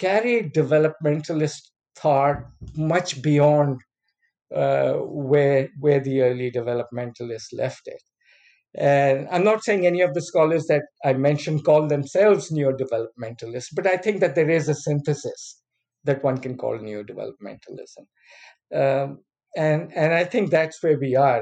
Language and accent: English; Pakistan; moved away as an adult; I came from Pakistan